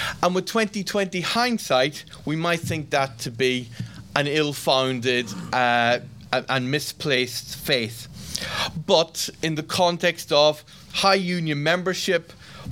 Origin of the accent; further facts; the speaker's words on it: Ireland; an Irishman